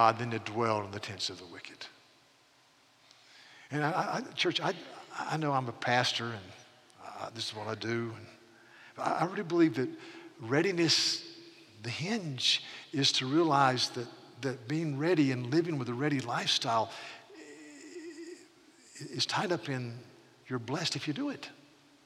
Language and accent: English; North Carolina, United States; I was raised in North Carolina